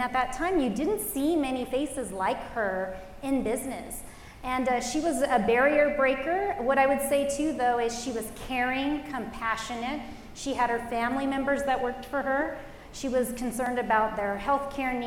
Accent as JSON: {"language": "English", "town": "Los Angeles", "region": "California", "country": "United States", "tie": "born or raised there", "said": "I grew up in the Los Angeles area."}